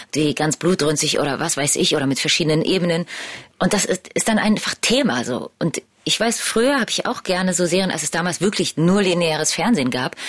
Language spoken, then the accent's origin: German; Berlin, Germany; meine ganze Familie kommt aus Polen. Ich bin die erste, die in Berlin geboren wurde